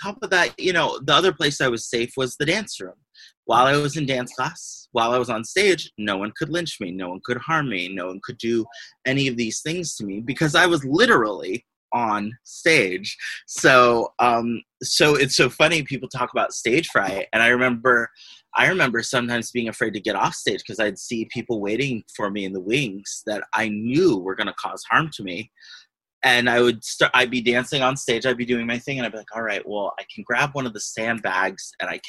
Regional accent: Astoria, United States; So that's what it was like growing up in Astoria. It was both beautiful and wonderful and absolutely fucking terrifying.

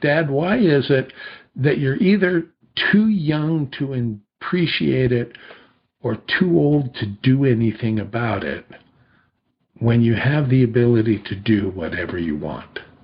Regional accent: two miles from Disney Studios, California, United States; I had grown up just two miles from Disney Studios

